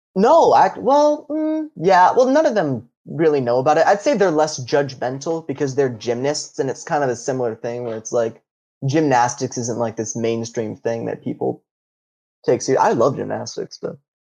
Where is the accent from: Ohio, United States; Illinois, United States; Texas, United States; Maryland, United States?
Ohio, United States; I'm from Ohio